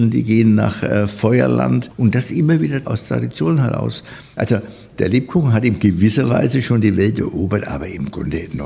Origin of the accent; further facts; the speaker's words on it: Nuremberg, Bavaria, Germany; für mich als Nürnberger ähm, ja, auch eine Erfüllung.